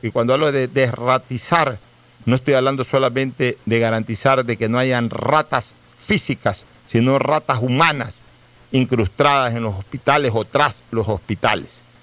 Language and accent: Spanish; Guayaquil, Guayas, Ecuador; somos orgullosamente guayaquileños, por eso nos sentimos orgullosamente guayaquileños